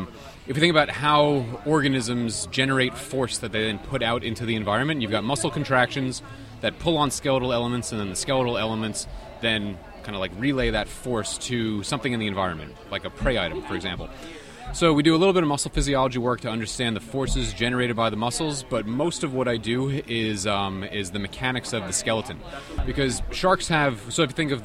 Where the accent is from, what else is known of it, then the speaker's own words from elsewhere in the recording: Long Island, New York, United States; I grew up in New York on Long Island and on the south shore of Long Island, always around the beach, always around the water